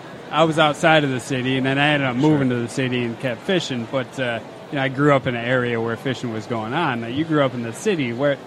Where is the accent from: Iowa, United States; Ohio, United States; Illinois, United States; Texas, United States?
Illinois, United States; outside Chicago; born or raised there